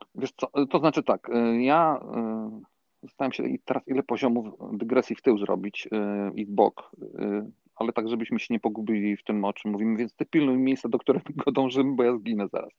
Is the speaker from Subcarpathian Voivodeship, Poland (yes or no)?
yes; Frysztak, Subcarpathian Voivodeship, Poland; moved away as an adult; also born or lived in Warsaw; twarzą do mojej wsi, tutaj dokładnie z gminy, to kiedyś było miasto, ale, ale stracił prawa miejskie, do Frysztaka